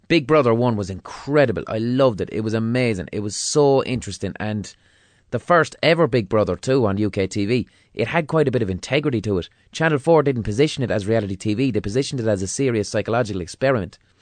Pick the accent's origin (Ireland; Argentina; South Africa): Ireland; Limerick, Munster; I grew up in Limerick in the mid two thousands